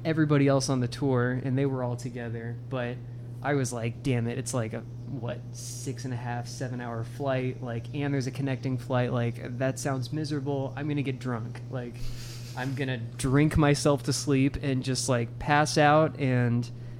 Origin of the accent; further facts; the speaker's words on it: Ireland; Yeah, I'm Irish, I can handle this.